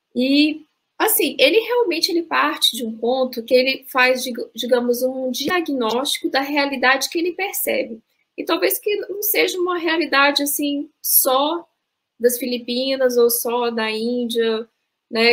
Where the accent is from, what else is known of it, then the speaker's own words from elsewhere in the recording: Brasília, Federal District, Brazil; moved away; Sou de Brasília, frequentava muito a livraria que tem lá na sede da sociedade